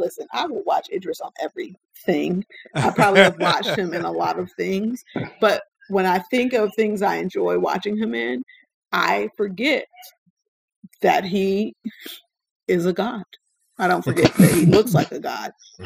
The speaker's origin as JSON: {"language": "English", "region": "Deep South", "country": "United States", "said": "I'm from the Deep South"}